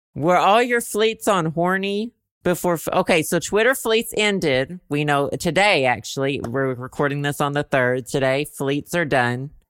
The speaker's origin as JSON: {"language": "English", "region": "Arkansas", "country": "United States", "moved": "yes", "lives_now": "Chicago, United States", "said": "I am from Arkansas."}